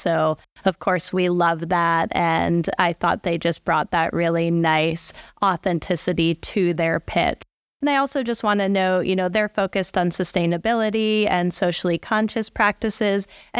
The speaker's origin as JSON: {"language": "English", "town": "Boulder", "region": "Colorado", "country": "United States", "said": "I'm from Boulder, so I know my hiking clothes"}